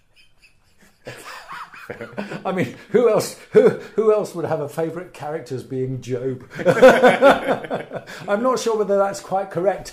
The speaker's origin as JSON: {"language": "English", "region": "Wales", "country": "United Kingdom", "said": "As a Welshman"}